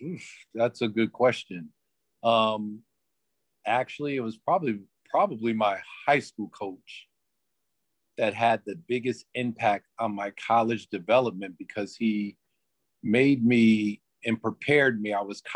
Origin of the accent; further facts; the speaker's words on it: Bridgeport, Connecticut, United States; moved away; Oh, well, I'm from Bridgeport, Connecticut. I went to a high school called Warren Harding High School.